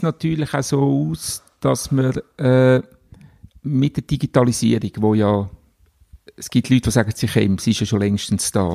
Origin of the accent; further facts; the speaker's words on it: Glarnerland, Glarus, Switzerland; also born or lived in Unterägeri; wieder zurück ins Glanerland, wo ich aufgewachsen bin